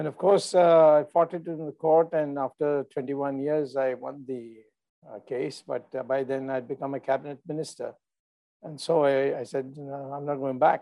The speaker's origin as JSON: {"language": "English", "town": "Madurai", "region": "Tamil Nadu", "country": "India", "tie": "born or raised there", "also_born_or_lived": "Bombay / United States", "moved": "yes", "said": "my hometown, Madurai in Tamil Nadu"}